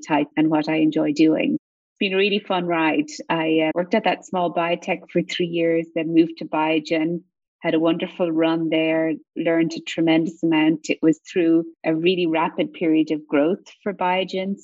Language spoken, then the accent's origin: English; Ireland; accent: Irish lilt; moved away as an adult; now in United States; I'm sure your listeners can hear the Irish lilt in my accent. I'm originally from Ireland